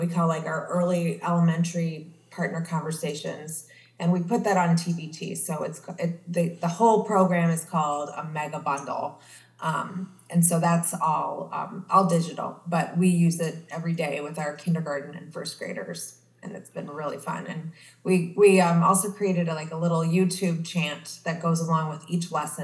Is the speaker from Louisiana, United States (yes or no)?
no; Wheaton, Illinois, United States; also born or lived in Belgium; I grew up outside of Chicago in Wheaton, Illinois